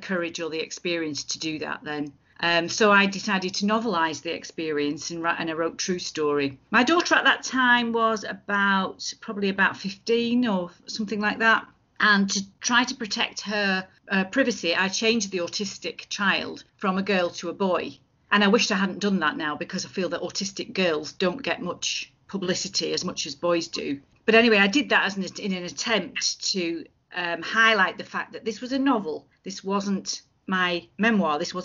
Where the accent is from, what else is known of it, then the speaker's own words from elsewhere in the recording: Lancashire, North West England, United Kingdom; moved away as an adult; now in Edinburgh, United Kingdom; I am from Lancashire